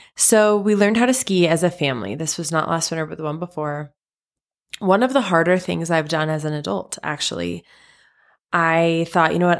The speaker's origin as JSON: {"language": "English", "town": "Salt Lake City", "region": "Utah", "country": "United States", "tie": "born or raised there", "said": "I am from Salt Lake City, Utah, born and raised."}